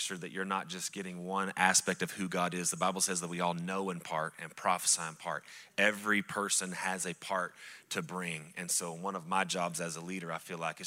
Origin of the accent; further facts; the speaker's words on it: Lubbock, Texas, United States; also born or lived in Midland, Texas; now in Lubbock, United States; Lubbock's kind of my hometown